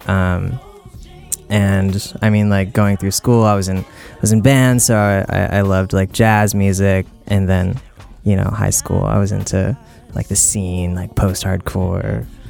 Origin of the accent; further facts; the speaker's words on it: South Bay Area, California, United States; also born or lived in Oakland, California; I was born in Oakland, California, on a naval base, and I grew up kind of just like in the South Bay Area